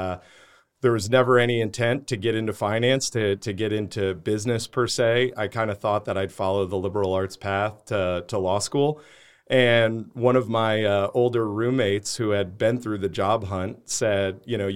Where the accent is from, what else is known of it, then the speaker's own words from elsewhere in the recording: New York, United States; Yeah. So I grew up outside of New York City.